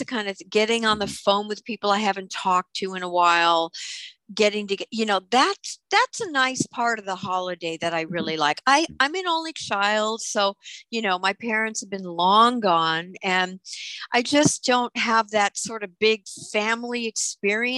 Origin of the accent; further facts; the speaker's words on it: New York City, New York, United States; I grew up in Brooklyn